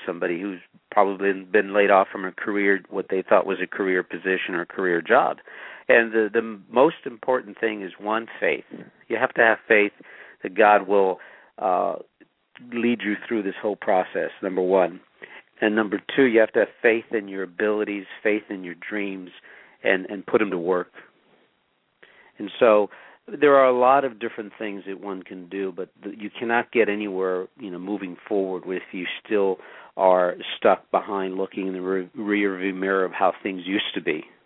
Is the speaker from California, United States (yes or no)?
yes; Los Angeles, California, United States; also born or lived in Pasadena, California; I grew up poor in East Los Angeles, and later on, my family moved to Pasadena